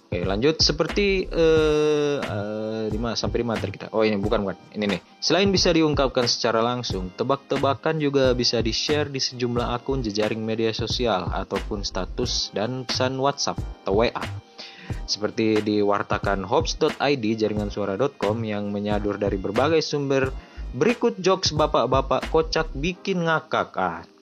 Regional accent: Luwuk, Central Sulawesi, Indonesia; di daerah saya di Luwuk kayaknya saya jarang lihat telur kayak gitu

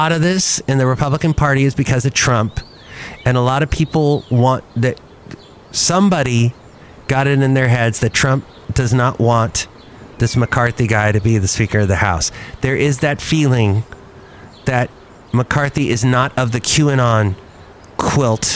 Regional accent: United States; being an American

